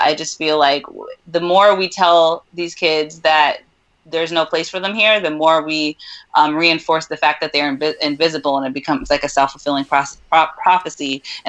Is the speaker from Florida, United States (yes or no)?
no; Scranton, Pennsylvania, United States; also born or lived in New York City; I was born and raised here in Scranton, PA. And growing up, I just kind of hated being from here. Being a young Black girl